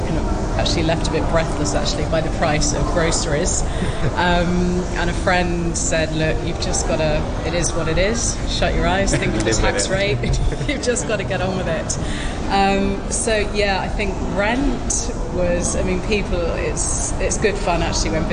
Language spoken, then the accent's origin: English; United Kingdom; moved away as an adult; also born or lived in Sydney, Australia; now in Hong Kong; We're both British. We left the UK in the year 2000 or 2001